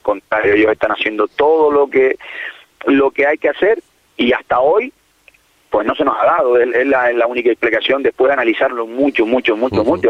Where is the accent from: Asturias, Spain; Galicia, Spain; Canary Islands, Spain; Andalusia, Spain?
Canary Islands, Spain; El Cotillo; mi pueblo, en mi casa